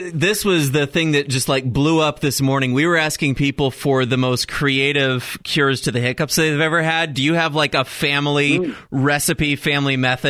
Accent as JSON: {"language": "English", "town": "Dallas", "region": "Texas", "country": "United States", "tie": "born or raised there", "moved": "yes", "said": "I'm a Dallas guy. I was born and raised in North Texas."}